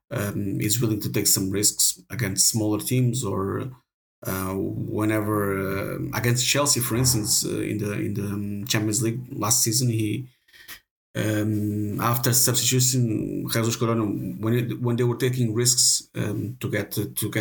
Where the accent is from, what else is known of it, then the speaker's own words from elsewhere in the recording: Aveiro, Centro, Portugal; I will spend some days in my hometown, which is Aveiro, up in the north of Portugal